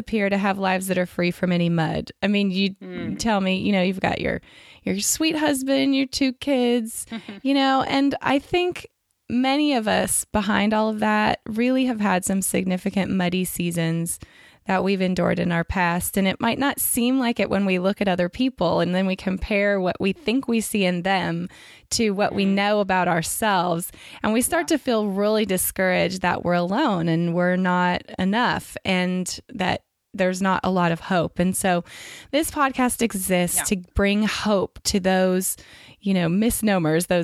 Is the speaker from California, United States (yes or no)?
yes; California, United States; I'm from California